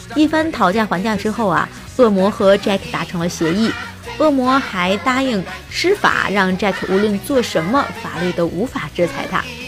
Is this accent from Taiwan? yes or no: no; China; 我们中国人呢会把七月十五，农历的七月十五进行成是鬼节